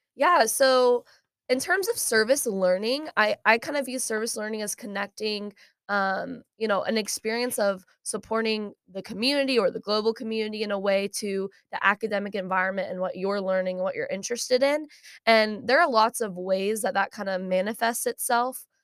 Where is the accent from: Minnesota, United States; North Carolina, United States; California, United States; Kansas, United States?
Kansas, United States; Shawnee; moved away as an adult; now in Fayetteville, United States; I'm from Shawnee, Kansas